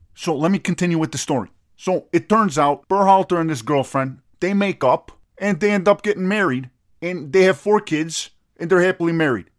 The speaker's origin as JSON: {"language": "English", "country": "United States", "said": "I'm American"}